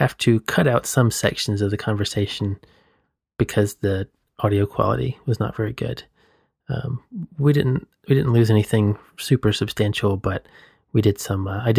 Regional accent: Southeast, United States; So I grew up in the Southeast U.S., just to frame that in context.

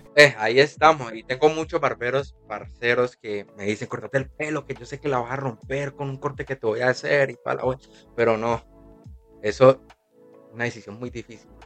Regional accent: Tuluá, Valle del Cauca, Colombia; moved away as an adult; now in Cali, Colombia; yo soy de Tuluá. Yo soy de Tuluá, entonces cuando yo empecé a romper, a romper, yo sentí que eh, se me estaba haciendo un poquito pequeño el, el pueblo donde yo soy

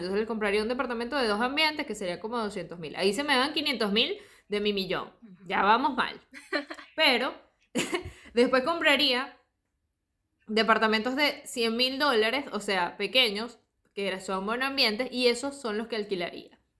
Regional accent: Margarita Island, Nueva Esparta, Venezuela; moved away as an adult; now in Argentina; yo crecí en Margarita

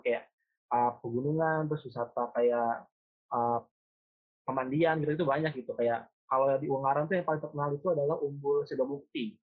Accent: Jakarta, Indonesia; moved away as an adult; also born or lived in Semarang; gue sebagai orang Jakarta, orang Jabodetabek

